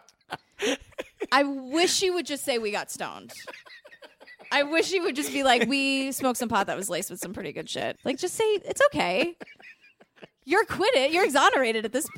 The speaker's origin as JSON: {"language": "English", "town": "New York City", "region": "New York", "country": "United States", "tie": "born or raised there", "said": "as a born and bred New Yorker"}